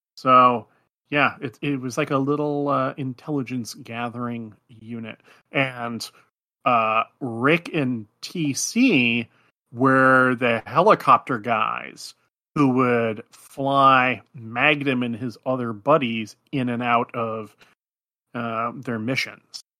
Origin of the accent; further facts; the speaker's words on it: Alaska, United States; moved away; I was living up in the wilds of Alaska in a very tiny Athabaskan fishing village at the time